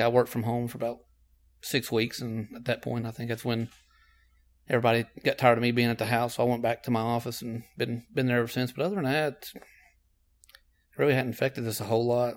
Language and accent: English; Knoxville, Tennessee, United States; I am from Knoxville. I was born here